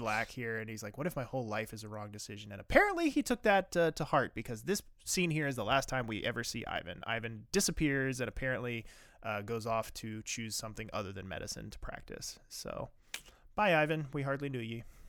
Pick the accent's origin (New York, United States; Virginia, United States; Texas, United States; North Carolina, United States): Virginia, United States; I live, I grew up in Virginia